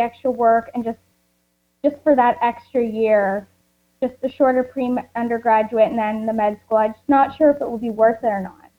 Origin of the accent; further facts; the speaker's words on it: Canada; I'm Canadian